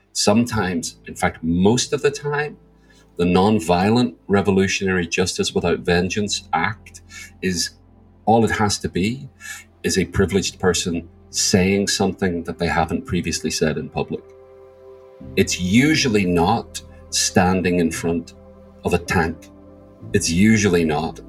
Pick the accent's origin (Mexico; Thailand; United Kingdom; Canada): United Kingdom; Northern Ireland; I grew up in Northern Ireland or the north of Ireland.